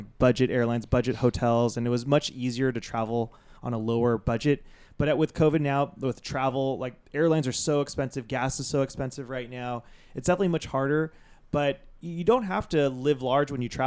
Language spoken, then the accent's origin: English; Santa Monica, California, United States; I'm from, born and raised in Santa Monica